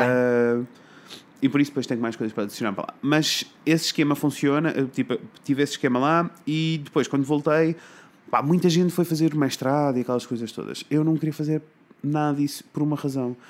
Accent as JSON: {"language": "Portuguese", "town": "Coimbra", "region": "Centro", "country": "Portugal", "tie": "born or raised there", "said": "eu sou de Coimbra, né? Então uhum. eu estudei numa escola básica"}